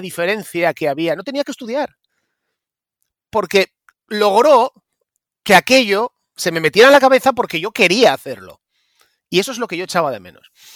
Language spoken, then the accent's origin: Spanish; Mieres, Asturias, Spain; now in Oviedo, Spain; yo nací en Mieres, en concretamente en Riturbio. En Río Turbio, bueno, un pueblo que está a 3 kilómetros de Mieres, cuenca minera a full, un pueblo lleno de mineros, muchos niños, ahora ya no queda casi nadie. Y bueno, pues eh, me crié allí hasta los nueve años